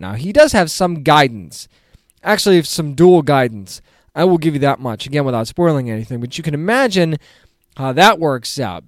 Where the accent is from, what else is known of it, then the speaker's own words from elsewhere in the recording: New England, United States; moved away; I'm originally from New England.